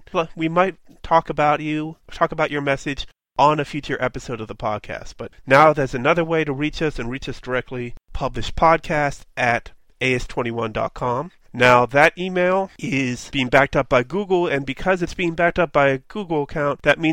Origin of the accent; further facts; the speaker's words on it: Pittsburgh, Pennsylvania, United States; I'm from Pittsburgh.